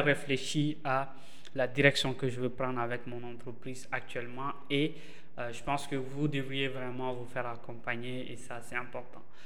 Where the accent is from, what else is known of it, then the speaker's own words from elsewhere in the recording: Bamako, Mali; au Mali, chez nous, à Bamako